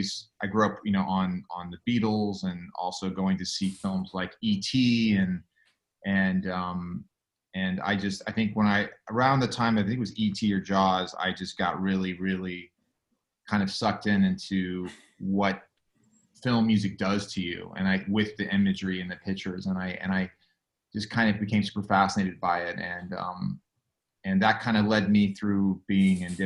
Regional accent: Costa Mesa, California, United States; now in Los Angeles, United States; I'm actually from Orange County originally. I was born primarily and raised in Costa Mesa

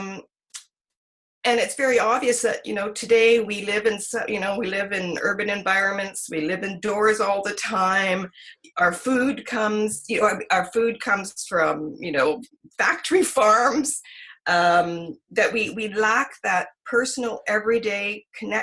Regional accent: Victoria, British Columbia, Canada; also born or lived in Edmonton; I grew up in most part in Victoria. My mom came from Edmonton when we were just tiny, my brother and I. And then we grew up here in Victoria.

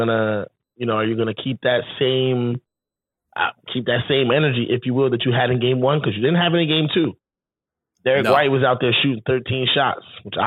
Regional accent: West Orange, New Jersey, United States; But first of all, I was already from West Orange.

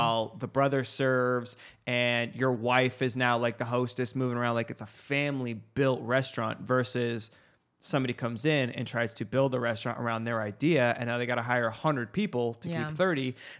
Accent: United States; it's our fault being American.

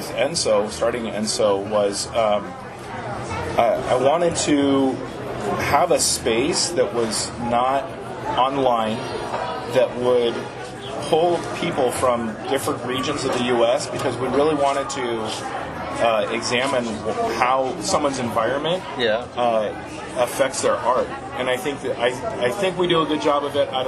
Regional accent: Tucson, Arizona, United States; I grew up here in Tucson

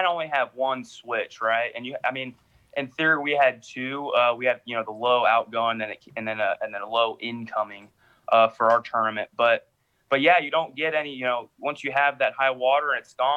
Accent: Sacramento, California, United States; I'm from the Sacramento area

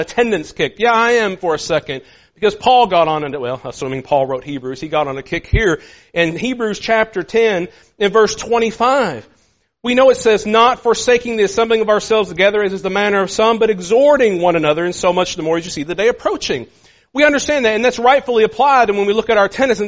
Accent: United States; As American Christians

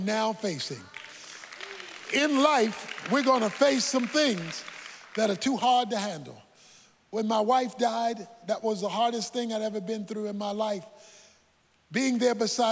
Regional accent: Baltimore, Maryland, United States; When I was a boy growing up in Baltimore

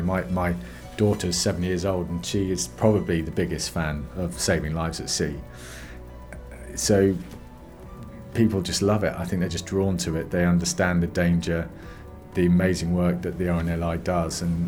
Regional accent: Cornwall, South West England, United Kingdom; I grew up in Cornwall

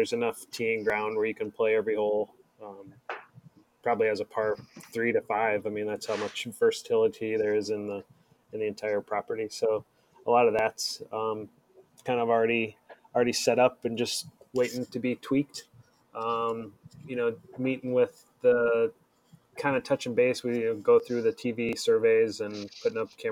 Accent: Atlanta, Georgia, United States; moved away; where I grew up in Atlanta

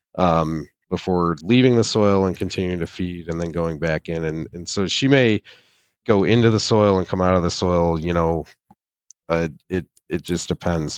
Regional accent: near Saginaw, Michigan, United States; I am originally from, uh, Michigan. I, I grew up on a small family farm near Saginaw

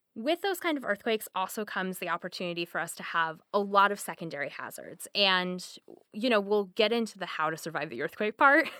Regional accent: the Northwest, Pacific Northwest, United States; now in Seattle, United States; I'm, I'm from the Northwest.

